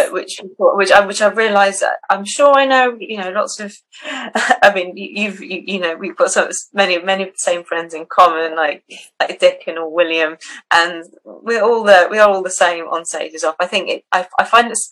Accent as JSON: {"language": "English", "country": "Switzerland", "tie": "born or raised there", "moved": "yes", "said": "I grew up in Switzerland quite a lot, like walking in the mountains"}